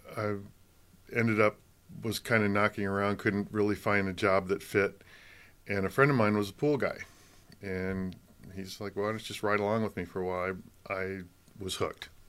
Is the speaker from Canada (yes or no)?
no; Michigan, United States; also born or lived in Colorado; now in California, United States; I grew up in Michigan